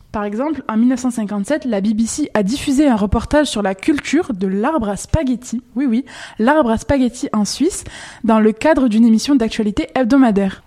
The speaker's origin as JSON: {"language": "French", "region": "Quebec", "country": "Canada", "said": "chez nous au Québec"}